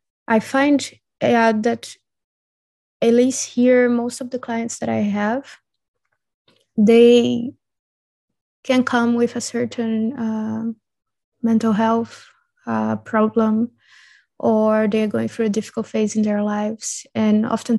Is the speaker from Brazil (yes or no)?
yes; Brazil; now in Europe; when I grew up in Brazil